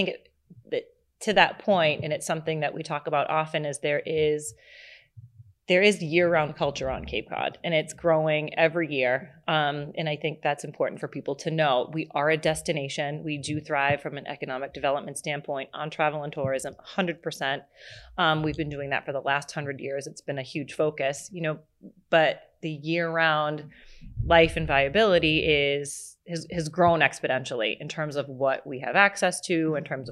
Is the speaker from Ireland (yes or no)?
no; Massachusetts, United States; And my mother was born and raised on Cape Cod and they they met down here.